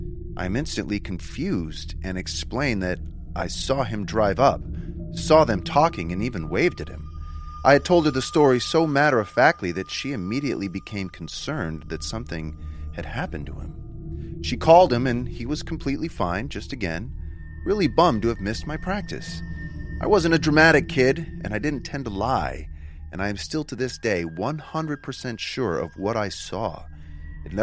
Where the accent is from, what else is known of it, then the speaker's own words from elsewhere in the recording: Huntington Beach, California, United States; I grew up in Huntington Beach, and my parents were huge Anaheim Angels fans